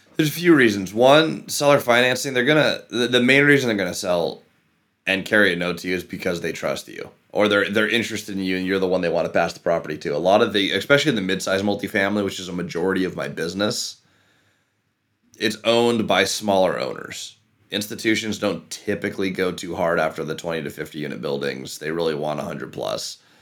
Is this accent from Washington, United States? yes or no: yes; Issaquah, Washington, United States; where I grew up in Issaquah